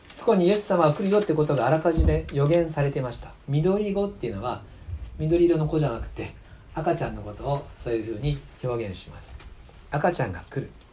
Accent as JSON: {"language": "Japanese", "country": "Japan", "tie": "born or raised there", "moved": "yes", "said": "もともと出身は吉備学区ですので、えー、ここで生まれて育ったんですがしばらく離れていまして去年帰ってきました"}